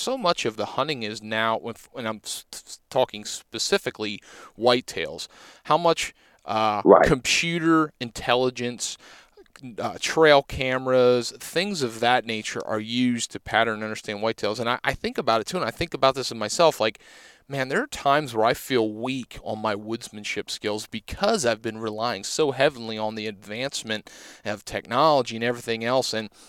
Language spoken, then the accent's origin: English; Pennsylvania, United States; Because I'm from Pennsylvania and we have a season solely dedicated to the flintlock